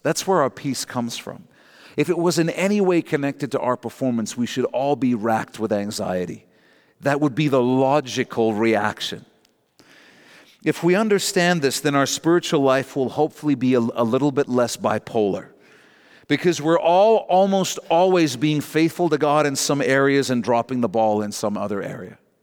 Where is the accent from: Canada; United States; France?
Canada; Our national borders are what define us as Canadian